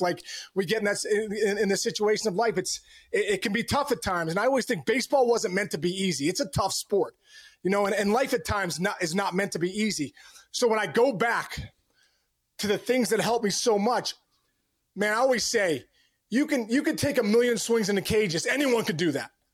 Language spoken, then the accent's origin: English; Upper St. Clair, Pennsylvania, United States; I'm from Pittsburgh, and, you know, a suburb called Upper Saint Clair